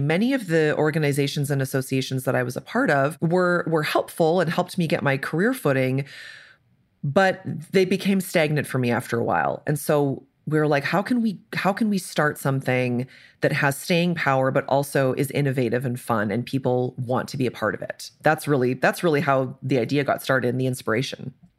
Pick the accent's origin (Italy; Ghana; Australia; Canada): Canada; moved away as an adult; now in Indianapolis, United States; So I'm Canadian. I'm often the token Canadian on things like this.